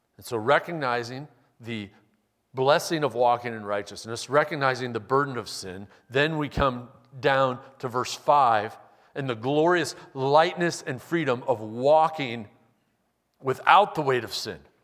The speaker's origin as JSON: {"language": "English", "town": "Omaha", "region": "Nebraska", "country": "United States", "tie": "born or raised there", "said": "Westbrook Evangelical Free Church that I grew up going to in Omaha"}